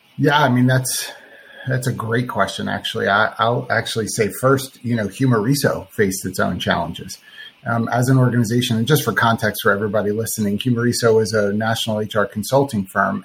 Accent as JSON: {"language": "English", "area": "Philadelphia area", "region": "New Jersey", "country": "United States", "moved": "as an adult", "lives_now": "Florida, United States", "said": "I'm from the Philadelphia area, South Jersey"}